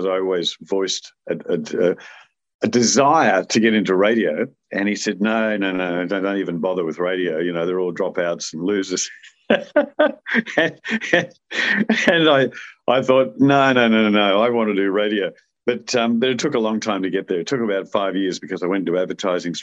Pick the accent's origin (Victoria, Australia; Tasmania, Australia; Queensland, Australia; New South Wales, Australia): Queensland, Australia; Brisbane; we were so blessed living in Brisbane